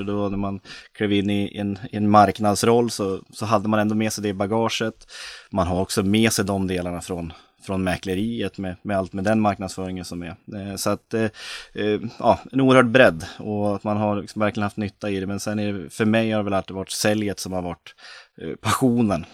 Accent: Östersund, Jämtland, Sweden; moved away; född och uppvuxen i Norrlands inland, Östersund.

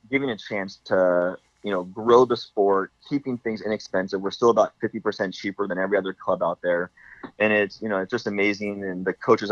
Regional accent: Redondo Beach, California, United States; I was born and raised in Redondo Beach.

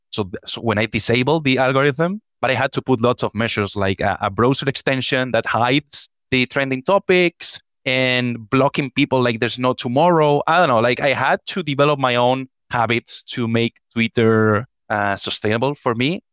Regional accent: Spain; I'm from Spain

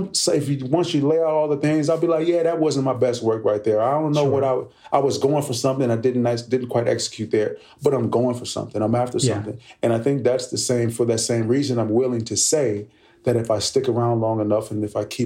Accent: Oakland, California, United States; I grew up in Oakland, California

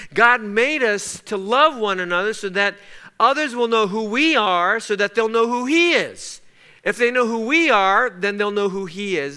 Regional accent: Los Angeles, California, United States; we grew up in East Los Angeles

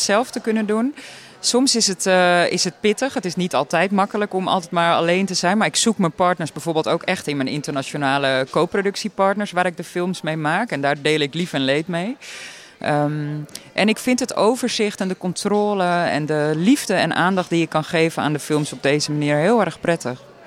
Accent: Hippolytushoef, North Holland, Netherlands; het eiland Wieringen, of het voormalige eiland Wieringen moet ik zeggen, waar ik vandaan kom

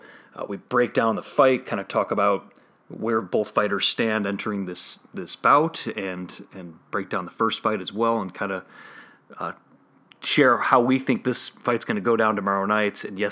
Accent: Chicago suburbs, Illinois, United States; born or raised there

